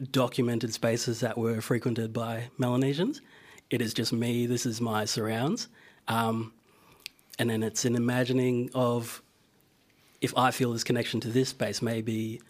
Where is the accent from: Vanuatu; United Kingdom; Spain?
Vanuatu; now in Australia; growing up in Vanuatu, it's taught in the curriculum